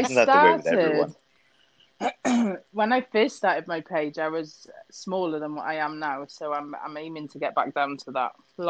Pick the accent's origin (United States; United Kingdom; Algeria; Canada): United Kingdom; Wales; accent: Wenglish; also born or lived in England; I was born in England, but I've lived in Wales since I was two. So we're what we call Wenglish. Welsh and English.